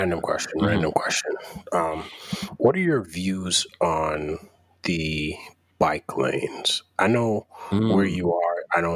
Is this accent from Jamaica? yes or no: yes; Jamaica; moved away; Because I'm from Jamaica and I'm from a place where you're taught that a car will hit you.